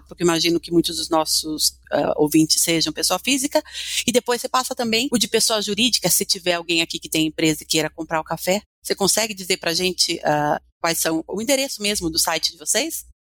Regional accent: Brazil; para mim como brasileira

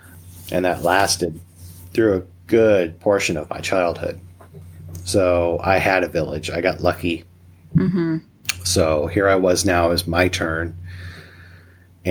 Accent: Missouri, United States; now in Nebraska, United States; I was born and raised in Missouri

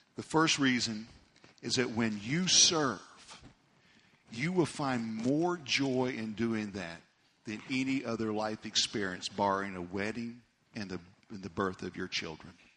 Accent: Amarillo, Texas, United States; we grew up in Amarillo

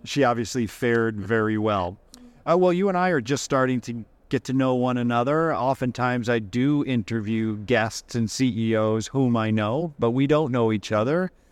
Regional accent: Massachusetts, United States; I grew up in Massachusetts

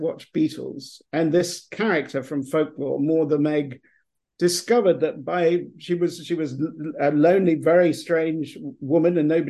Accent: England, United Kingdom; moved away as an adult; now in Texas, United States; I'm English. I'm from England. I will always be English, no matter how long I live in America.

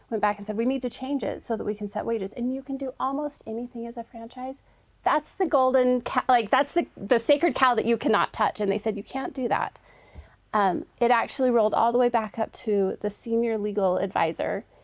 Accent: Holladay, Utah, United States; I once was one of those juniors and senior girls growing up here in the state of Utah. Um, I grew up

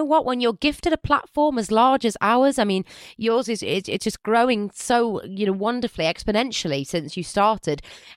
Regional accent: United Kingdom; I'm a British girl.

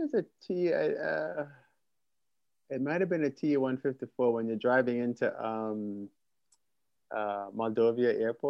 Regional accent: Jamaica; Yeah, it's so weird because I grew up in Jamaica, but I never went to Cuba.

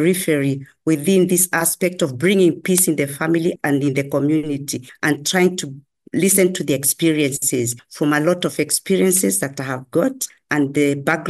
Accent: Kenya; I'm a Kenyan by birth

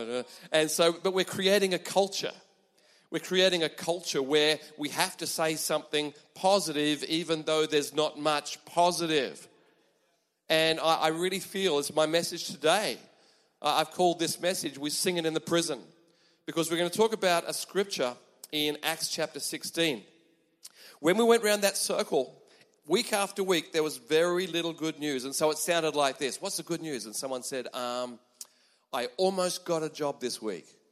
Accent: Australia; moved away as an adult; now in Japan; I am from Australia

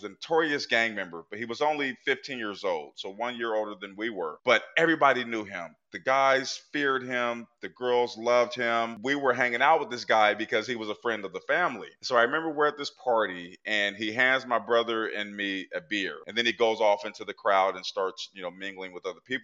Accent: Portland, Oregon, United States; now in Pennsylvania, United States; I grew up in Portland, Oregon in the 80s

